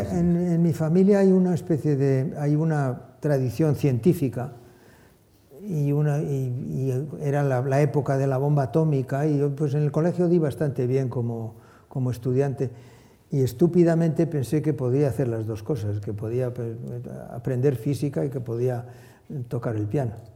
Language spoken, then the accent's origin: Spanish; Bilbao, Basque Country, Spain; moved away as an adult; also born or lived in Saint-Jean-de-Luz; now in Dallas, United States; la tierra donde ha nacido, donde ha pasado su, su infancia, donde ha pasado su adolescencia